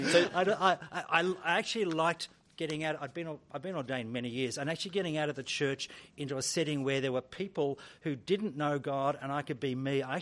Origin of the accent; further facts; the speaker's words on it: Hong Kong; born there; I was born in Hong Kong.